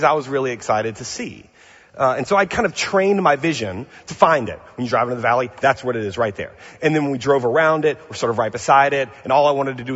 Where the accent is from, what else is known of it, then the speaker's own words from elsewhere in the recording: New Orleans, Louisiana, United States; now in Pasadena, United States; I'm from New Orleans, from the South